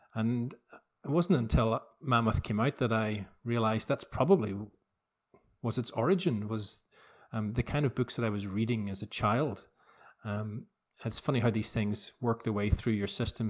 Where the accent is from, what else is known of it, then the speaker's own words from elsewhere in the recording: Belfast, Northern Ireland, United Kingdom; as a kid growing up in Belfast. I was born in seventy-two